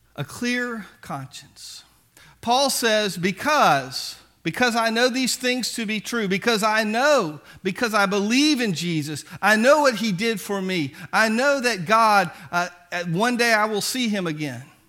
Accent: Biloxi, Mississippi, United States; I grew up in Biloxi

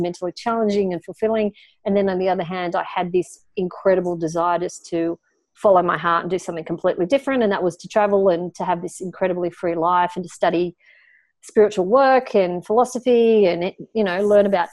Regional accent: Australia; I was pretty normal as an Australian kid growing up in an Australian family in the 1970s

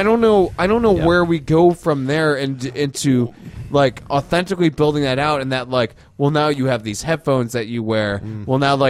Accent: Florida, United States; I'm from Florida. We only have fan boats.

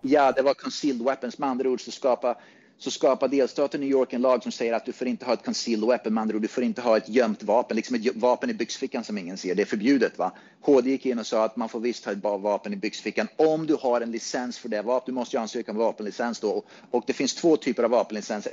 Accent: Sweden; now in Phoenix, United States; Innan dess så var jag väldigt mycket svensk

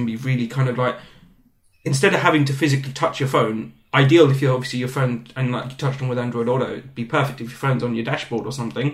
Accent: London, United Kingdom; accent: British; I'm from London, like proper Englishman

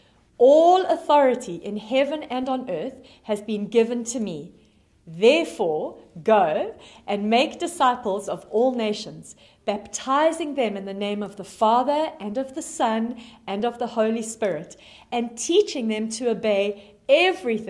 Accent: South Africa; moved away; you can hear from my accent, that I am originally from South Africa. And when I was 8 years old, I had a wonderful grade school teacher in South Africa

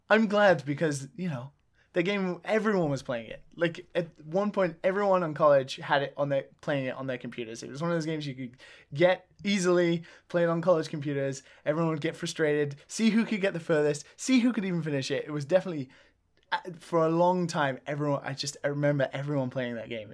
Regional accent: England, United Kingdom; now in Japan; Being English

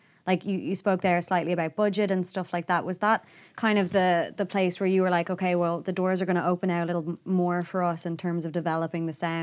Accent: Portmarnock, Leinster, Ireland; I'm from Port Marnock

